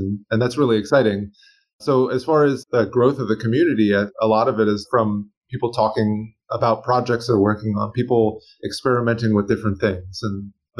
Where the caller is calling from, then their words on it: Bethlehem, Pennsylvania, United States; It's a little rainy here in Bethlehem, Pennsylvania, but we kind of needed this.